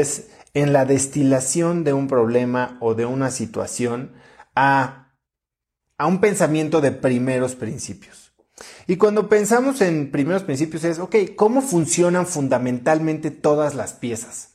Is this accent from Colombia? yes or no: no; Mexico; los mexicanos somos muy buenos